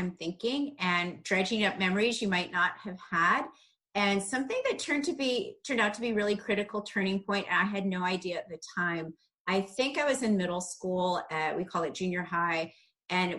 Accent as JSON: {"language": "English", "town": "Darien", "region": "Illinois", "country": "United States", "tie": "born or raised there", "said": "I grew up in a small suburb of Chicago. It's called Darien, Illinois"}